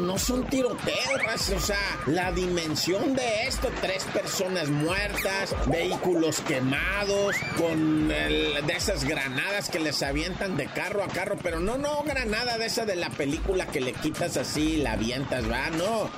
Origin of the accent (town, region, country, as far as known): Mexico